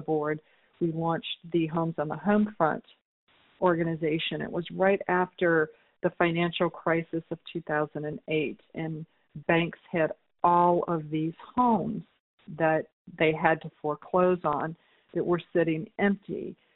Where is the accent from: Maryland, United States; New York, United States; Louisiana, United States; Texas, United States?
Louisiana, United States; New Orleans; my hometown of New Orleans